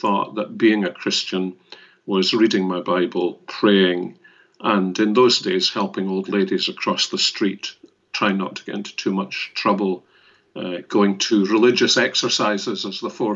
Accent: Glasgow, Scotland, United Kingdom; I was born and brought up in Glasgow

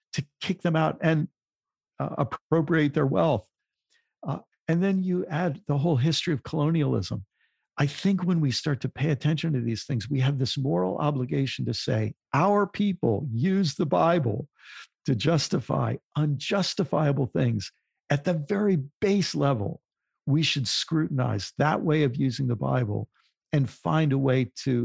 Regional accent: United States; as someone in the U.S., as a white person in the U.S.

